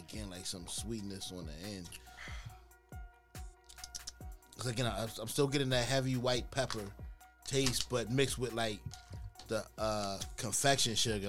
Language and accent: English; Baltimore, Maryland, United States; we say yo a lot because we're from Baltimore.